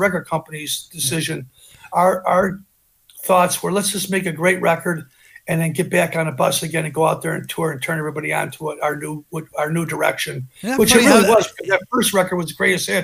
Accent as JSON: {"language": "English", "area": "outside of Chicago", "region": "Illinois", "country": "United States", "tie": "born or raised there", "said": "We're from Chicago"}